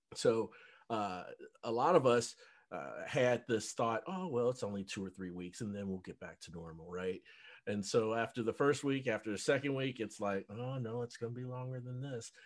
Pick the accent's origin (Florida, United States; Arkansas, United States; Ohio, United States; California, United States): Ohio, United States; Cincinnati; moved away as an adult; also born or lived in North Dallas, Texas; now in Dallas, United States; I'm from Cincinnati, but I mm. live in North Dallas, and uh, I've I've lived here for five years